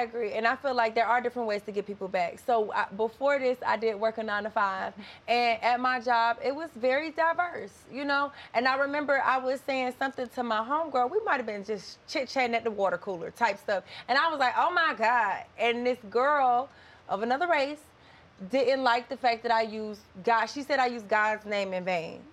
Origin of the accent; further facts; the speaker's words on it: the South, United States; I come from the South too